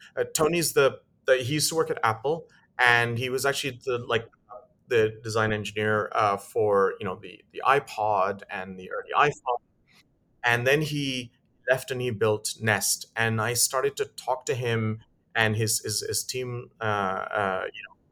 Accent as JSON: {"language": "English", "town": "Lusaka", "region": "Lusaka Province", "country": "Zambia", "tie": "born or raised there", "moved": "yes", "said": "I grew up in Africa"}